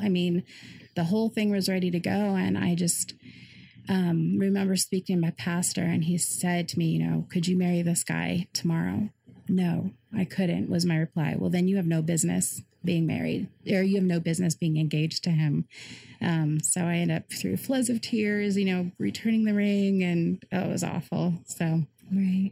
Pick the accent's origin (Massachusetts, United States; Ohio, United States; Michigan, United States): Ohio, United States; Cleveland suburbs; also born or lived in Colorado; And then we moved up to Ohio, um, Cleveland suburbs area.